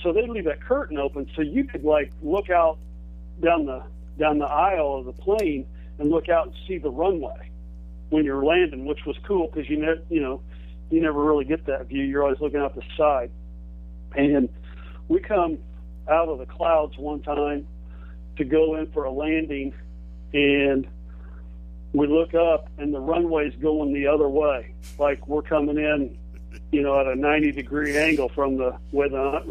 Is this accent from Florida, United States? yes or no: no; Michigantown, Indiana, United States; I'm from Michigantown, Indiana. My parents, you know, were hardworking, middle-class people. We didn't even take vacations, let alone fly